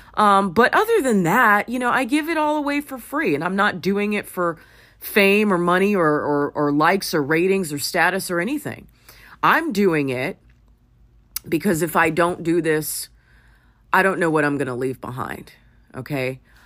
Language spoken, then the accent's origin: English; Los Angeles, California, United States; I grew up in Hollywood